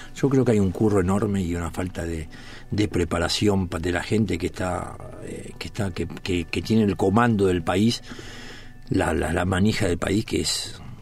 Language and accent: Spanish; Buenos Aires, Argentina; also born or lived in Corrientes; me crié en Bransen y Montes de Oca. O sea, siete, ocho cuadras de la cancha de boca